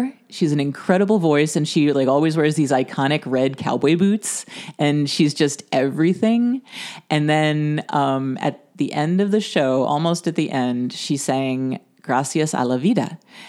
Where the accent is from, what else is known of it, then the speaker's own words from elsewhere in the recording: United States; I'm an American with my awful American pronunciations.